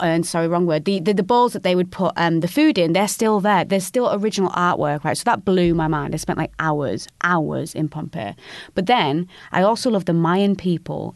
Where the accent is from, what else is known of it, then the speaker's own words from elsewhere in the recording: United Kingdom; being a Northerner